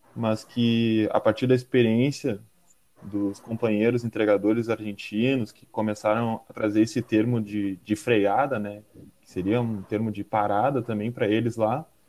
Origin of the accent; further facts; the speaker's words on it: Porto Alegre, Rio Grande do Sul, Brazil; sou aqui de Porto Alegre